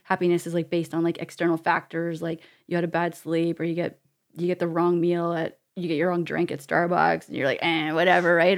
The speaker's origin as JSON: {"language": "English", "country": "Canada", "said": "as a Canadian. We have a passport"}